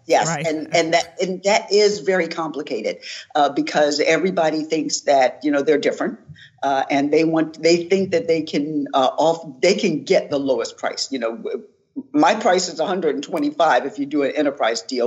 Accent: Philadelphia, Pennsylvania, United States; I'm from West Philadelphia

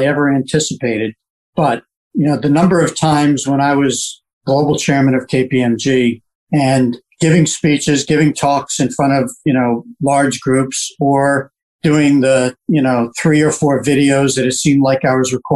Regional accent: Bethesda, Maryland, United States; I grew up in Bethesda, sixth generation Washingtonian

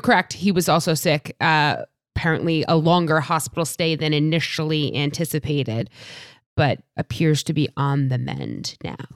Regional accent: New York area, United States; I'm from New, the New York area

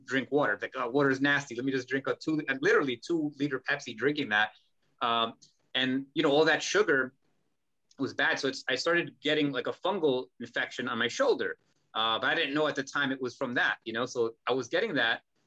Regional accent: United States; we were raised in America

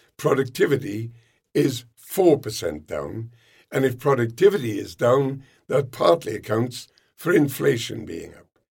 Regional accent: United Kingdom; we're Brits

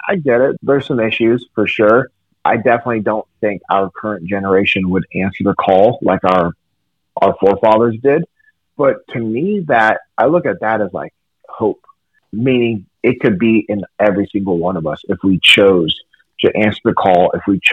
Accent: Sacramento, California, United States; I grew up in Sacramento, California

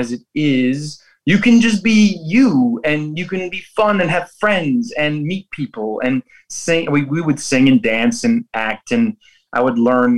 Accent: Buffalo, New York, United States; Shea's Buffalo in New York, in my hometown

